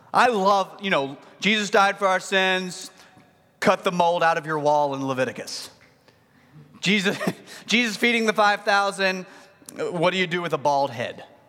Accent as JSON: {"language": "English", "town": "Mineral Springs", "region": "Arkansas", "country": "United States", "said": "I am from Mineral Springs, Arkansas"}